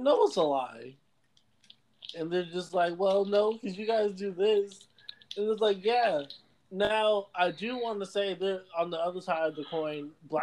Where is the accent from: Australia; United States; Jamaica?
Jamaica; I'm Jamaican